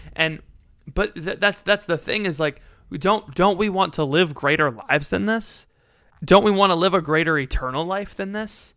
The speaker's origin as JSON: {"language": "English", "country": "United States", "said": "I'm an American"}